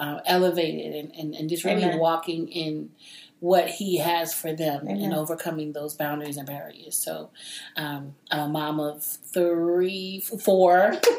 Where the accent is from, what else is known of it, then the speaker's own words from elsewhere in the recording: New York City, New York, United States; also born or lived in Brooklyn, New York; now in Atlanta, United States; I'm originally from New York